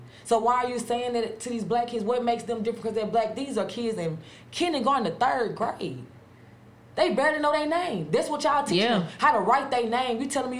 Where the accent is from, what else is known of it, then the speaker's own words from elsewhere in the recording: Grenada, Mississippi, United States; I'm from Grenada.